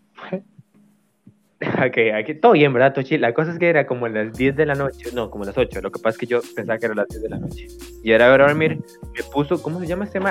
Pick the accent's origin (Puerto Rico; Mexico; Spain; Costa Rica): Costa Rica; los que somos de Costa Rica y crecimos